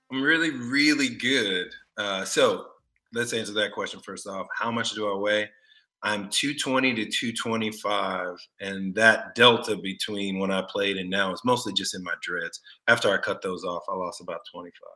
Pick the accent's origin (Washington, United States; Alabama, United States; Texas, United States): Texas, United States; Austin; moved away as an adult; also born or lived in Detroit; a country boy from Austin, and being from Texas